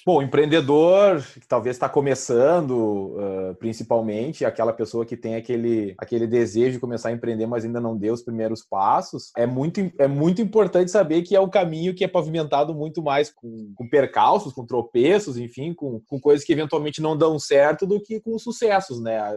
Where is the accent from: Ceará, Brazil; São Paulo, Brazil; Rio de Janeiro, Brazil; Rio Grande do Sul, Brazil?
Rio Grande do Sul, Brazil; Vacaria; moved away as an adult; also born or lived in Curitiba; eu sou gaúcho, sou do interior do estado do Rio Grande do Sul